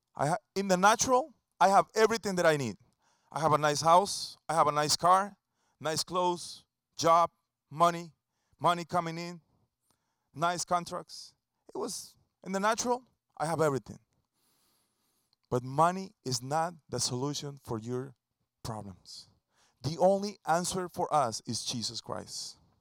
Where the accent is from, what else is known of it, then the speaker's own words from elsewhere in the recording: Costa Rica; English is a second language; now in Tampa, United States; an original from Costa Rica. That's my home country.